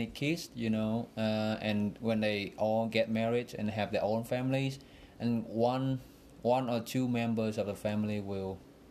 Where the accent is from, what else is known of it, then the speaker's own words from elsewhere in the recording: Vietnam; English is a second language; I really didn't pay attention much how it was there, because I just like follow the flow of life there, like what everybody does there.